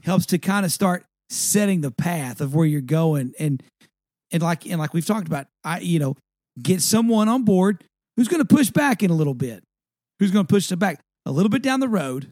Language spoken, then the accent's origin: English; East Texas, United States; I grew up in East Texas